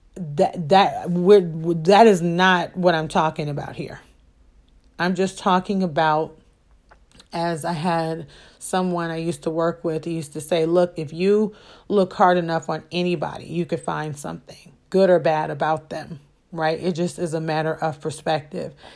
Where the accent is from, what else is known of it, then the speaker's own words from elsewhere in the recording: Chicago, Illinois, United States; I grew up on the south side of Chicago